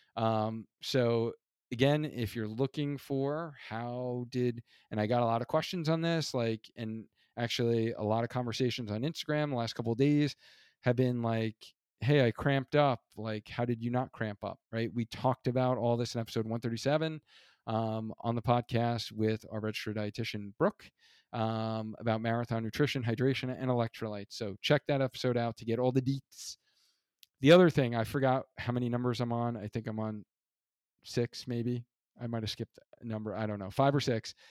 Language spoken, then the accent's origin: English; New York, United States; moved away; also born or lived in Hartford; being an original New Yorker